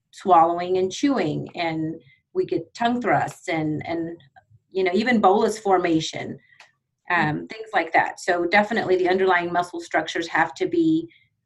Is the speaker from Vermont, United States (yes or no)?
no; Odessa, Texas, United States; also born or lived in Abilene, Texas; I'm from Odessa, Texas, way over here, West Texas.